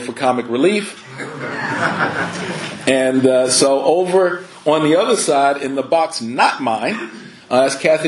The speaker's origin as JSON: {"language": "English", "town": "Philadelphia", "region": "Pennsylvania", "country": "United States", "tie": "born or raised there", "also_born_or_lived": "Tallahassee, Florida", "moved": "as an adult", "said": "I was born in Philadelphia, inner city Philly, North Philly specifically"}